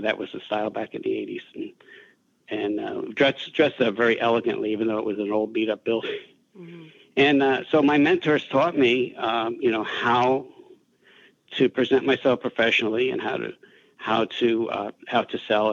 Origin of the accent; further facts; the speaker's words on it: New Jersey, United States; I was a kid from Jersey, high school dropout